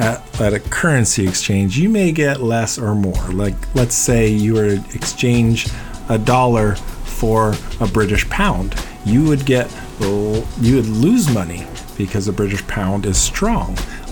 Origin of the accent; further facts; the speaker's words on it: Columbus, Ohio, United States; now in Hawaii, United States; my hometown of Columbus, Ohio